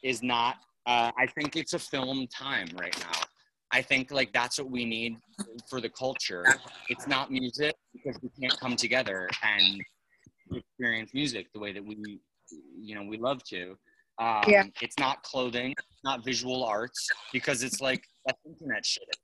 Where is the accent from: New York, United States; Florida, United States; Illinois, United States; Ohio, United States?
New York, United States; I'm a fucking New Yorker. Like I'm born and raised in New York.